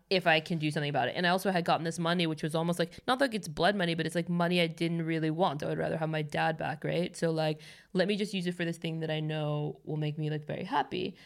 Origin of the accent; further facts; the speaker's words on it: Los Angeles, California, United States; moved away as an adult; now in Stockholm, Sweden; I'm born and raised there